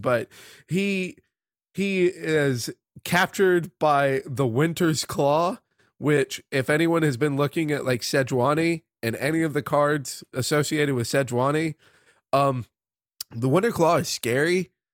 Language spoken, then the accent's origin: English; United States; growing up in the United States of America